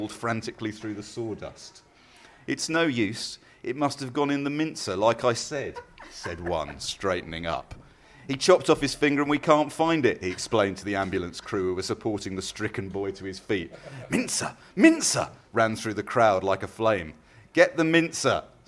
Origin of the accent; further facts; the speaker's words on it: Redhill, South East England, United Kingdom; I was born in Red Hill